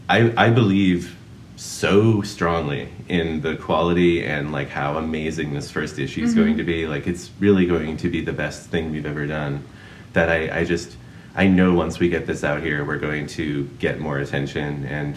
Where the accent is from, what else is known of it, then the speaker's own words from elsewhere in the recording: New England, United States; So, I'm from New England